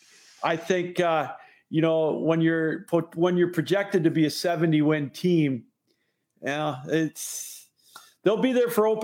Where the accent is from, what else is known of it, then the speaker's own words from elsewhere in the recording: Upper Peninsula, Michigan, United States; now in Detroit, United States; I grew up in the Upper Peninsula on Lake Superior